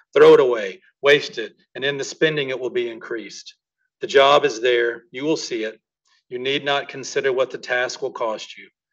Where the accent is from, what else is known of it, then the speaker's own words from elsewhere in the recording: Mississippi, United States; moved away as an adult; I was from Mississippi